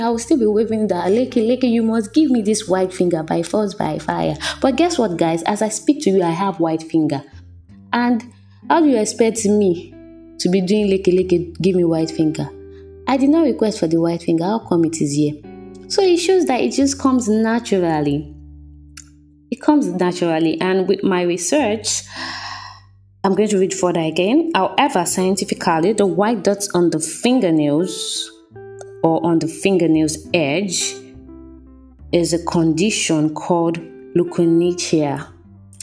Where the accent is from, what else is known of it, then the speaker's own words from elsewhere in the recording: Nigeria; growing up in Nigeria as a child